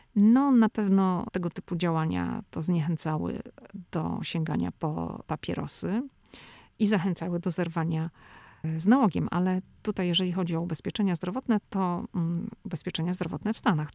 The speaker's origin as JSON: {"language": "Polish", "country": "Poland", "moved": "yes", "lives_now": "United States", "said": "jestem z Polski, jestem przyzwyczajona do polskiej kuchni"}